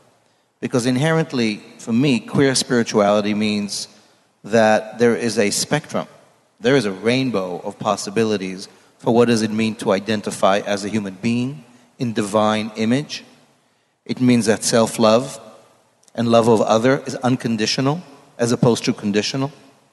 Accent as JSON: {"language": "English", "country": "Israel", "tie": "born or raised there", "moved": "yes", "lives_now": "New York City, United States", "said": "I grew up in Israel in a very Orthodox Jewish setting."}